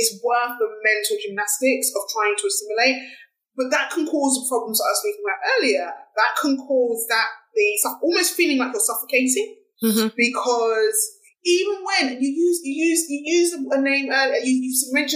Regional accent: London, United Kingdom; I was born in Hackney, East London, I'm British.

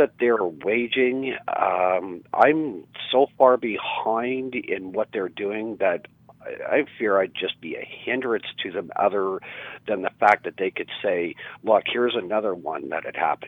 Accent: Mississauga, Ontario, Canada; moved away as an adult; now in Peterborough, Canada; here in Peterborough, where I currently reside, like I grew up out in Mississauga

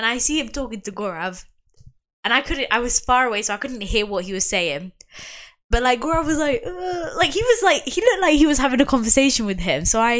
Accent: Portugal; no one can ever guess that I'm Portuguese unless they're Portuguese.

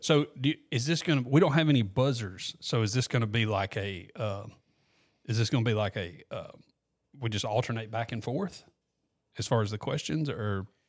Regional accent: Walker County, Alabama, United States; also born or lived in Gardendale, Alabama; now in Corner, United States; I'm from Walker County originally.

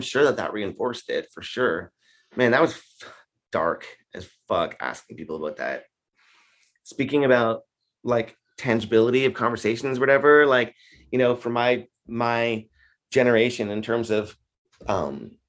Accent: Canada; I'm from Canada

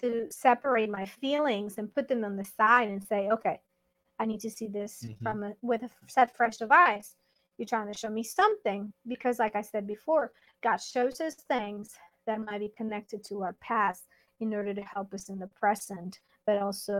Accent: Mexico; I'm Mexican

